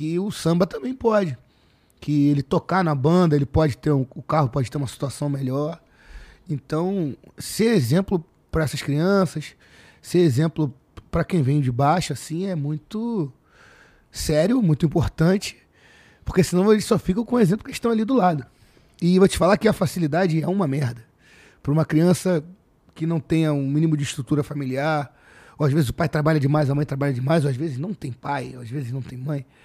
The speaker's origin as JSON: {"language": "Portuguese", "region": "Rio de Janeiro", "country": "Brazil", "tie": "born there", "said": "Nasci. Eu nasci na Joaquim na Luz Maçom"}